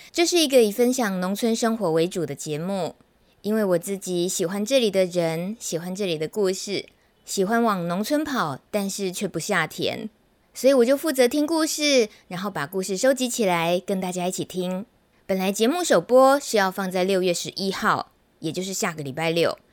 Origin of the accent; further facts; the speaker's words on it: Taichung, Taiwan; 我台中人